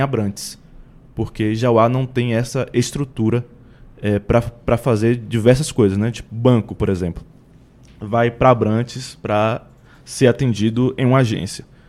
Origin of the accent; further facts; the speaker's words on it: Salvador, Bahia, Brazil; Eu sou de Salvador